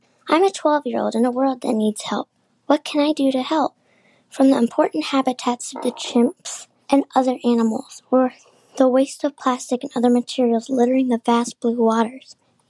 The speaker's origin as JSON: {"language": "English", "region": "Indiana", "country": "United States", "said": "I'm from Indiana."}